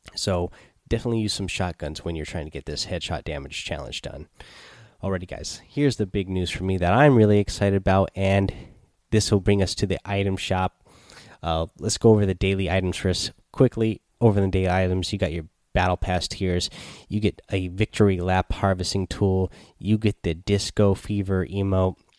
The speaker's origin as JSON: {"language": "English", "town": "Seattle", "region": "Washington", "country": "United States", "said": "we are from Seattle"}